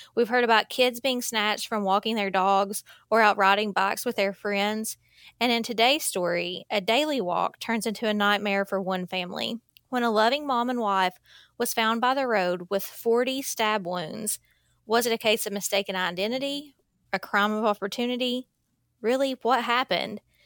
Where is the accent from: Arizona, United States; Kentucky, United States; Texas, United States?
Kentucky, United States; Eastern; Growing up in Eastern Kentucky meant that I heard a lot of stories about my aunts and uncles walking out of the holler